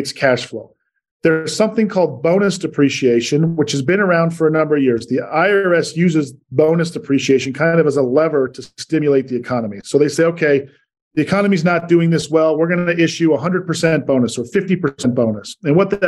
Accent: Salt Lake City, Utah, United States; moved away as an adult; also born or lived in New York / Richmond, Virginia; Born and raised in Salt Lake, moved to the East Coast for about 13 years in New York and Richmond, Virginia, and then headed back out west here to Salt Lake for the last seven

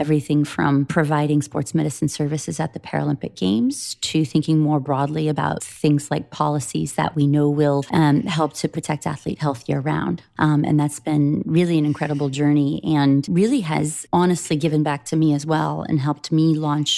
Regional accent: the Midwest, Iowa, United States; When I was a young person growing up in the Midwest

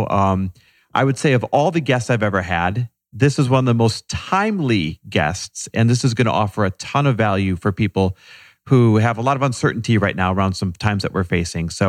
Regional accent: Northern California, United States; also born or lived in Manhattan; now in New York, United States; I grew up in Northern California.

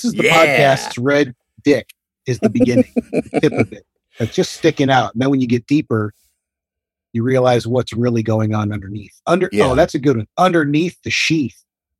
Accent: Michigan, United States; accent: Midwest; moved away as an adult; also born or lived in Ann Arbor, Michigan; now in New York, United States; I still feel like this is where I'm from. Like sports teams, that's just all Detroit.

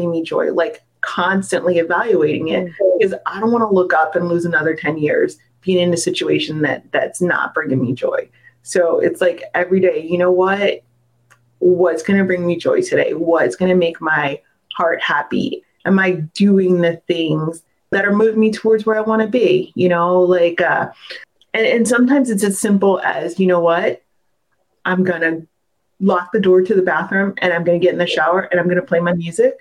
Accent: Delaware, United States; I was born in Delaware.

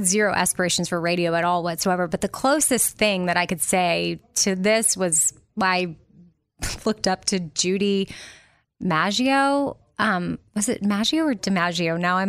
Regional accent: Austin, Texas, United States; But for me, and it's not like I grew up in a small town. I grew up in Austin, Texas.

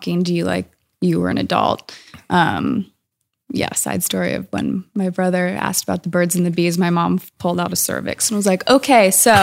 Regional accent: Woodinville, Washington, United States; also born or lived in Scotland; I'm from Woodinville and I grew up

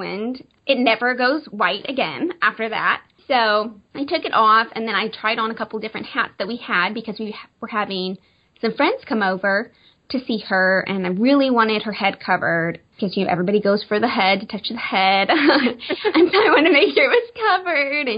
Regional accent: Arkansas, United States; moved away as an adult; now in Branson, United States; we're originally from Arkansas, and just moved to Branson, Missouri, oh my goodness, in October.

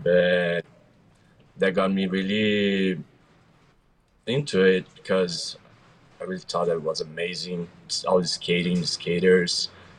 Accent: Curitiba, Paraná, Brazil; I'm from a city called Curitiba. It's Brazil, of course.

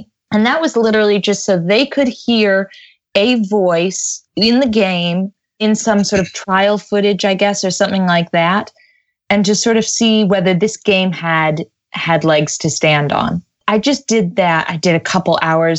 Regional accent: United States; accent: American; moved away as an adult; now in London, United Kingdom; I'm an American in London, I have a genuine American accent

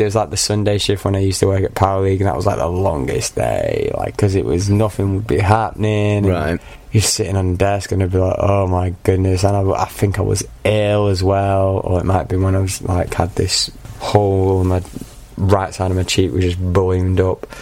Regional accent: Manchester, North West England, United Kingdom; accent: Mancunian; moved away as an adult; also born or lived in Aberystwyth, Wales; now in Kent, United Kingdom; I am from Manchester. But born and raised in uh, Manchester.

